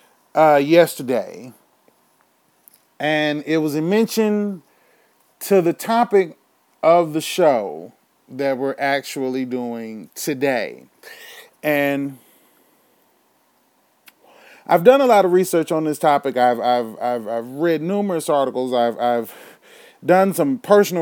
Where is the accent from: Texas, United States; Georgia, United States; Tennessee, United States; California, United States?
Texas, United States; Houston; my hometown of Houston, motherfucking Texas